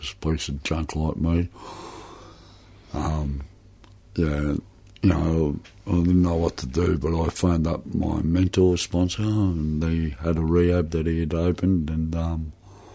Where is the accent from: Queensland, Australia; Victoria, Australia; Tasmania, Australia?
Victoria, Australia; Footscray; I was born in Footscray